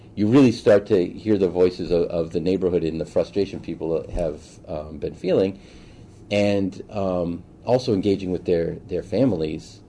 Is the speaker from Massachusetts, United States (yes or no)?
yes; Boston, Massachusetts, United States; now in Chicago, United States; Born and raised in Boston, uh, went to Suffolk University for undergrad